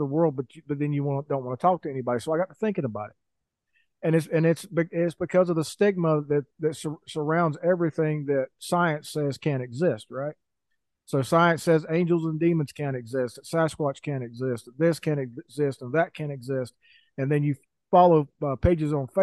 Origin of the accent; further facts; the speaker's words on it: mountains of North Carolina, United States; now in Idaho, United States; growing up in the mountains of North Carolina